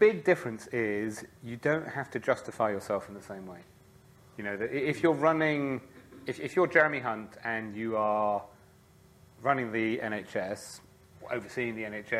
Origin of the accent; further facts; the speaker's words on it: France; So I grew up in France, I suppose is a good place to start. And one of the things about being an expat in France is you really looked to home.